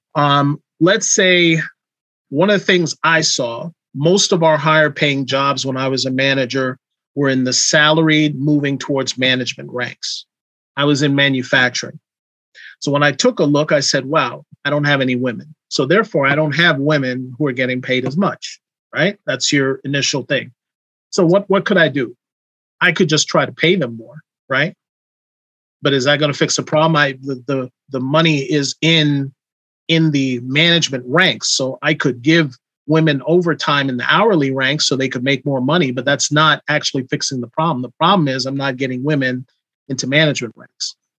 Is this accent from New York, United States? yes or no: yes; New York City, New York, United States; I come from New York City riding from Queens on a train at age 16 to go to Brooklyn